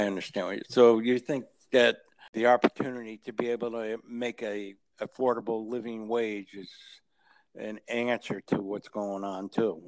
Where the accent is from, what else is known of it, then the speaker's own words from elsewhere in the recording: New Haven, Connecticut, United States; I grew up in New Haven, so I used to drive mm-hmm. a taxi in New Haven at night